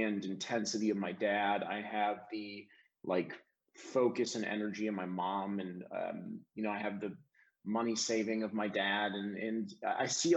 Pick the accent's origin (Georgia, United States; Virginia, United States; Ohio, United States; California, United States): Ohio, United States; Cleveland; also born or lived in Chesterland, Ohio; now in Nashville, United States; I'm from Cleveland. I was born in Cleveland Heights, University Heights, Ohio area